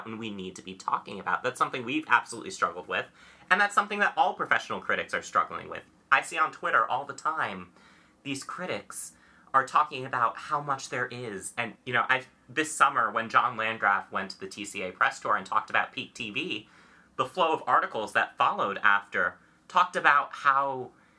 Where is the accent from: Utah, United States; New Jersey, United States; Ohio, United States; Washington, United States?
New Jersey, United States; Newark; my hometown Newark Star-Ledger